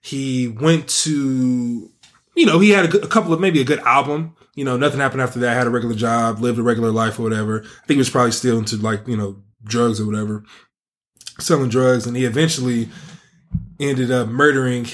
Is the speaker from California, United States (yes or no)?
yes; Bay Area, California, United States; I'm from the Bay Area